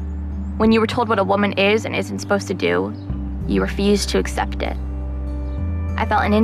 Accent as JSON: {"language": "English", "town": "Los Angeles", "region": "California", "country": "United States", "tie": "born or raised there", "said": "I'm a writer and student concerned about human rights. I grew up in Los Angeles and became immersed in the world of poetry in high school."}